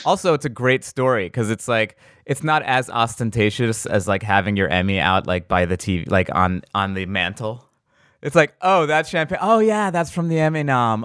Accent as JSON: {"language": "English", "region": "New York", "country": "United States", "said": "I'm from New York"}